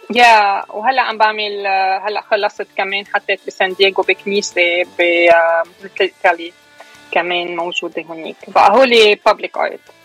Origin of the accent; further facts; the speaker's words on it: Beirut, Beirut Governorate, Lebanon; moved away as an adult; now in United States; أنا خلقت كبرت أشرفية أصلا نحن من من الشويفات بس كبرت بالأشرفية وكبرت بلبنان